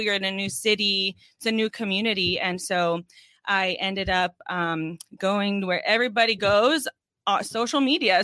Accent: Orange County, California, United States; moved away as an adult; now in Oceanside, United States; growing up in Orange County

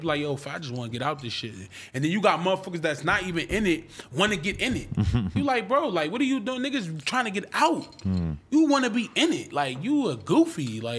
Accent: Calabasas, California, United States; I don't be in the streets, bro. I'm from Calabasas.

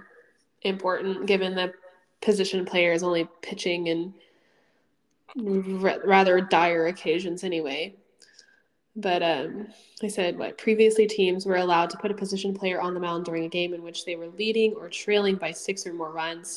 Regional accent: Houston, Texas, United States; I'm from Houston. I live in Houston.

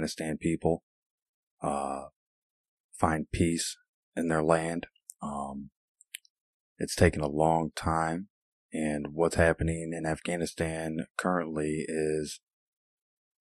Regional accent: Illinois, United States; here in my home state of Illinois

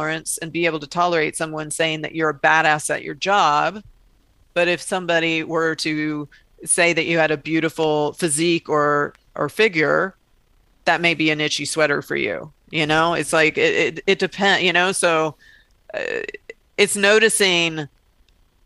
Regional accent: the South, United States; I grew up in the South where there would be some, you know, red faced preacher telling you that you're going to hell

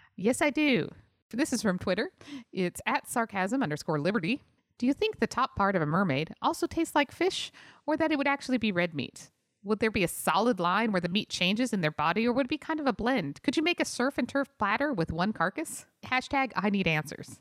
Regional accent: Utah, United States; moved away; also born or lived in San Jose; I grew up in Utah

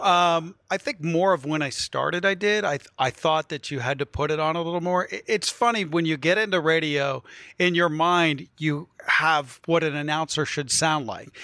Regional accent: Wheeling, West Virginia, United States; moved away; also born or lived in New York; I grew up on the Ohio River, so I'm Pittsburgh adjacent between Columbus, Cleveland, and Pittsburgh.

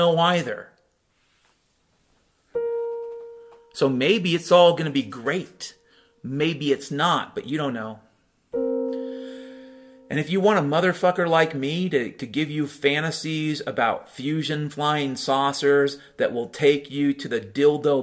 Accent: Mount Vernon, Washington, United States; moved away; also born or lived in Chicago; I grew up in Mount Vernon, Washington

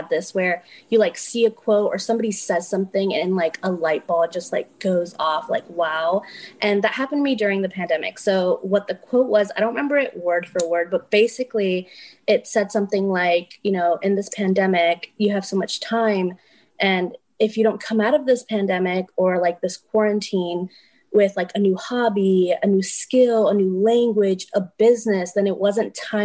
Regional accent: New Jersey, United States; I grew up in New Jersey, but every year my parents would come down to Florida

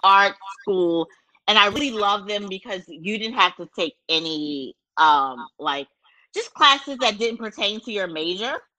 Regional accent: Baltimore, Maryland, United States; I'm from Baltimore

